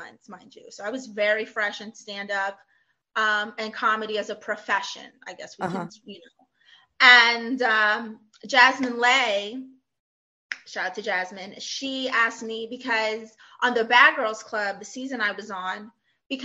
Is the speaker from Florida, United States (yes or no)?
yes; Orlando, Florida, United States; now in California, United States; I'm originally from Orlando, Florida